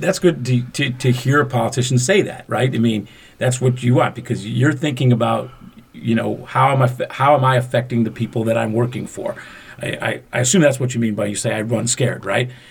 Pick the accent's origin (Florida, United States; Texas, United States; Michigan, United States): Michigan, United States; Macomb County; Fred and I were raised in Macomb County